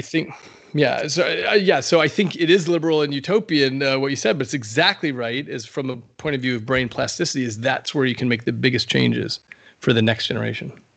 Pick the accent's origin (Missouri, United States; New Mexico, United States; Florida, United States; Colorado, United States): New Mexico, United States; in the Southwest, uh, where I grew up in New Mexico